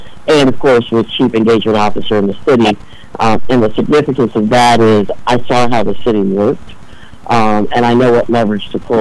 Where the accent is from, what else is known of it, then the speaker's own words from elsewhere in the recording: Chicago, Illinois, United States; also born or lived in Hyde Park, Chicago; I was born in Hyde Park, but I grew up in Roseland, which is a really tough neighborhood on the far south side.